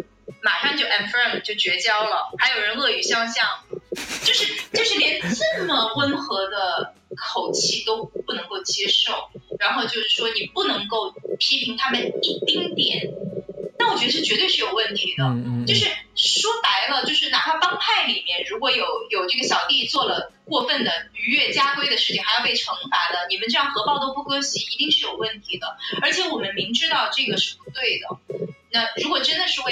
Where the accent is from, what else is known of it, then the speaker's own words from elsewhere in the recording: China; 我觉得那个我没有受到过任何歧视啊，作为内地人。